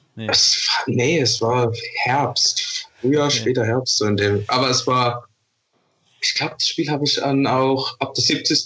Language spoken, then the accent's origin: German; Vorderpfalz, Rhineland-Palatinate, Germany; Ich komme aus der Vorderpfalz